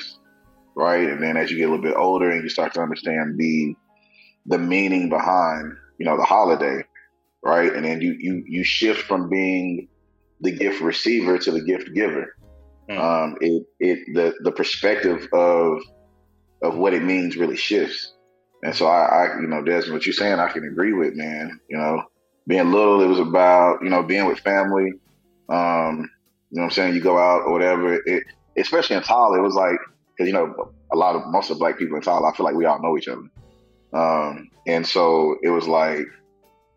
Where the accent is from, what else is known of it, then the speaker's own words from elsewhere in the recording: Tyler, Texas, United States; growing up in Tyler, mm-hmm. or small town Texas